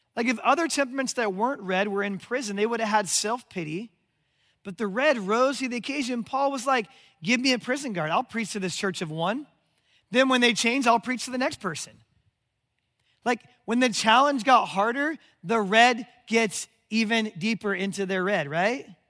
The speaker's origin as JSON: {"language": "English", "town": "Omaha", "region": "Nebraska", "country": "United States", "tie": "born or raised there", "said": "my hometown of Omaha, Nebraska"}